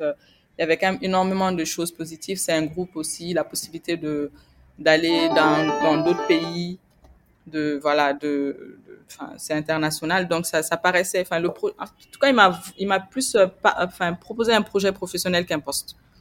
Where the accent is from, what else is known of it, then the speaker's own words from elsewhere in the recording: Gao Region, Mali; je suis malienne et je, suis née euh, au Mali et j'y ai grandi. Je suis originaire du nord du Mali, donc la, la, région de Gao, où je suis née d'ailleurs.